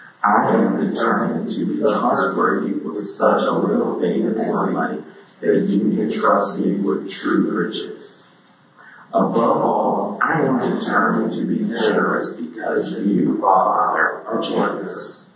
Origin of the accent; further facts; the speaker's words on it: Brazil; As everyone introduced me … from Brazil.